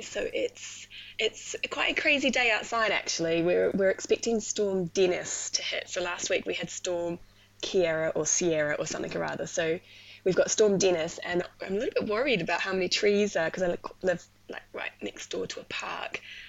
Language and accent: English; New Zealand; moved away as an adult; So originally from New Zealand, that's where I studied, that's where I grew up, and I went to uni like 2007, did all my nursing there, and then in kind of like 2015, it sounds really silly, I left the country because of a boy.